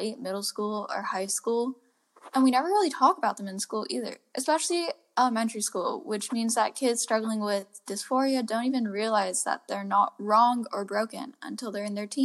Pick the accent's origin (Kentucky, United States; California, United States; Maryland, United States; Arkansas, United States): California, United States; Palo Alto; Growing up in Palo Alto, we live in a bubble.